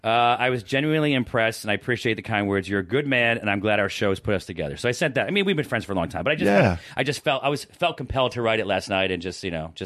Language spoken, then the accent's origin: English; Syracuse, New York, United States; now in Los Angeles, United States; I grew up in Syracuse.